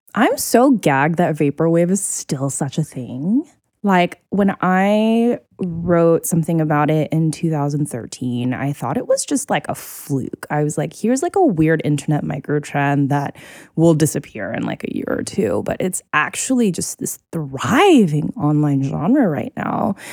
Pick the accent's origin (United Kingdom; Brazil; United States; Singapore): Singapore; moved away; growing up in Singapore, I would hear you know, like calls to prayer for the mosque all the time